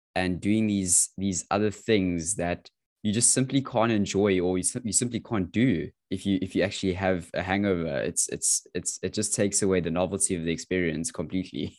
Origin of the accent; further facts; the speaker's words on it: South Africa; as a teenager growing up in South Africa